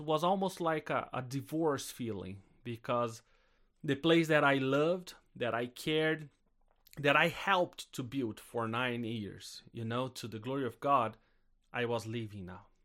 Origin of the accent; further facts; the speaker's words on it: South Brazil, Brazil; I'm Brazilian. And I grew up in Brazil, in South Brazil